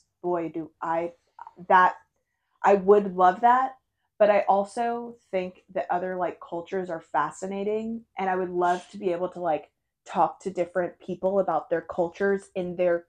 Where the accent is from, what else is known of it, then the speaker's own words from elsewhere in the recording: United States; As an American and English speaking person. We speak American.